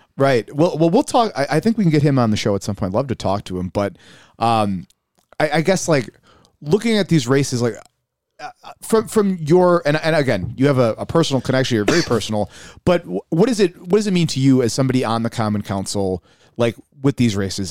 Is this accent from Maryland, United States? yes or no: no; Buffalo, New York, United States; growing up in South Buffalo, West Seneca is right there